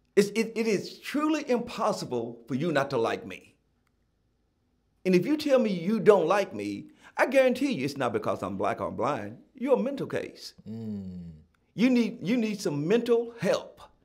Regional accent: Gallatin, Tennessee, United States; I, I was born and raised in Gallatin, Tennessee

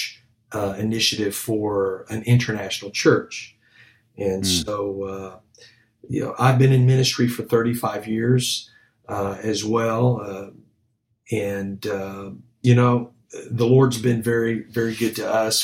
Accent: Houston, Texas, United States; moved away; I grew up in Houston

